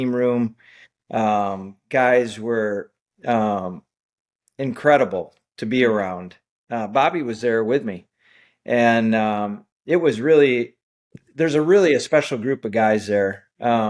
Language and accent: English; Wisconsin, United States; in the home state of Wisconsin, in my home state